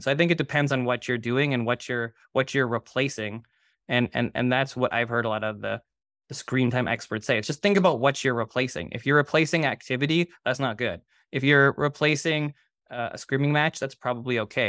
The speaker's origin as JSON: {"language": "English", "town": "Toronto", "region": "Ontario", "country": "Canada", "tie": "born or raised there", "said": "I grew up in Toronto."}